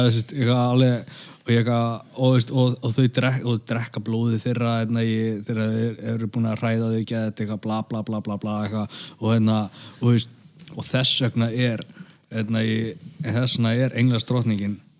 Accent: Grindavík, Southern Peninsula, Iceland; minn heimabæ

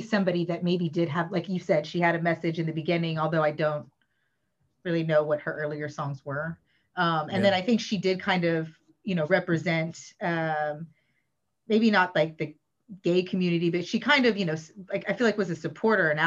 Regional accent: Austin, Texas, United States; now in Spain; I'm from Austin, Texas.

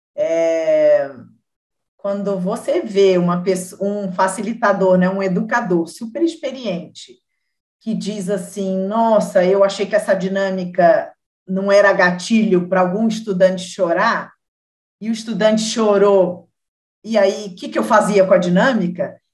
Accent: Rio de Janeiro, Brazil; eu sou carioca também

